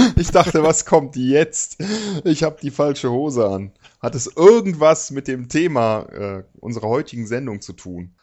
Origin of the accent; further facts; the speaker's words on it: Cologne, North Rhine-Westphalia, Germany; natürlich bin ich Rheinländer, ich bin in Köln geboren